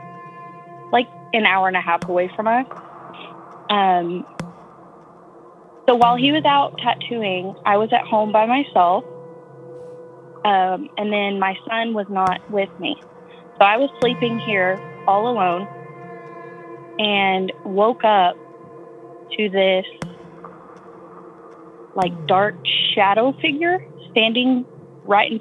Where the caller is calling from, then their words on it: West Texas, United States; I'm calling from West Texas.